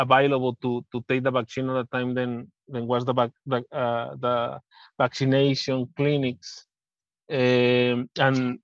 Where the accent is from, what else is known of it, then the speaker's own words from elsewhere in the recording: Mexico; now in United States; I was born in Mexico